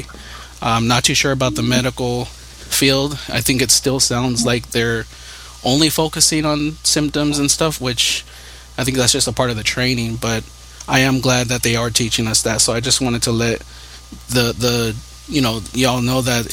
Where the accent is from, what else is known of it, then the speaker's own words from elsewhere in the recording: California, United States; I'm from California